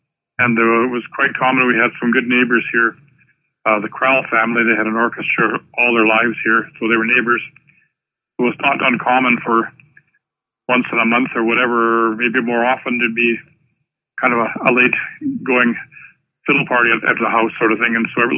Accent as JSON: {"language": "English", "town": "Lestock", "region": "Saskatchewan", "country": "Canada", "tie": "born or raised there", "said": "I was born in Lestock, which is the next town to us."}